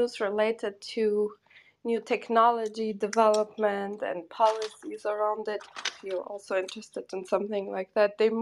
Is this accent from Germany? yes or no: yes; Germany; English is a second language; also born or lived in Portugal; I grew up in Germany